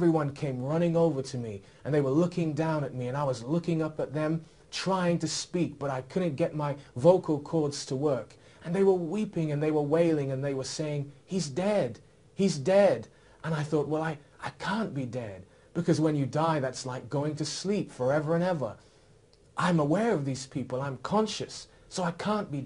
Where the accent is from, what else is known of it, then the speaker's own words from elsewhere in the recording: Oxford, South East England, United Kingdom; I was raised here in Oxford